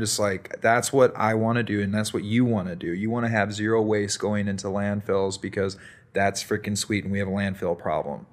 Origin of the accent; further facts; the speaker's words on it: Chicago, Illinois, United States; now in Bend, United States; I grew up in Chicago